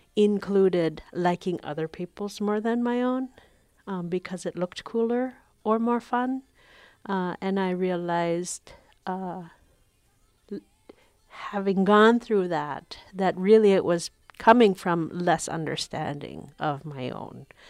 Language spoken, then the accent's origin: English; Shishmaref, Alaska, United States; now in Sitka, United States; I am from Kigak Tak, or Shishmaraf